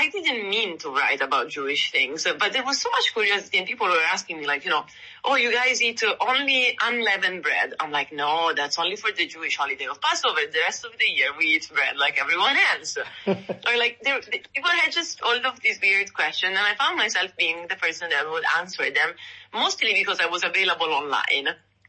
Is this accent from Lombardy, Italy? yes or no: yes; Milan, Lombardy, Italy; now in Santa Monica, United States; I come from Milan, up in the north.